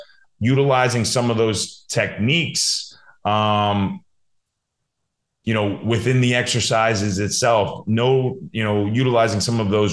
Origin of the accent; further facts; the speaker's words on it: New Jersey, United States; moved away as an adult; also born or lived in Hanover, New Hampshire; now in New York, United States; growing up in New Jersey